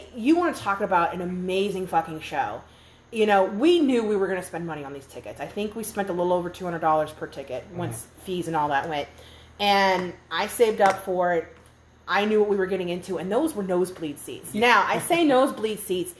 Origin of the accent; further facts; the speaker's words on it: New Orleans, Louisiana, United States; moved away; I'm from New Orleans.